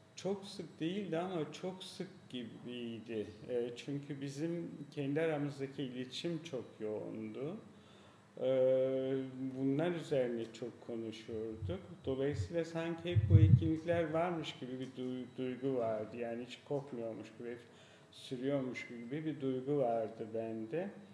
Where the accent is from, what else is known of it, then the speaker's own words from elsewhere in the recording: Gölbaşı, Turkey; also born or lived in Gaziantep / Izmir / Frankfurt; now in Istanbul, Turkey; Birisi doğduğum yer Gölbaşı.